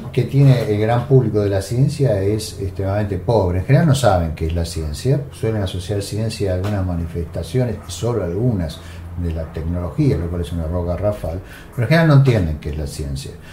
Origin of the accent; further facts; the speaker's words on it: Argentina; en un país como la Argentina, que culturalmente eh, ha tenido una, tradición venturosa a partir de Sarmiento, ¿no? Eh, somos un país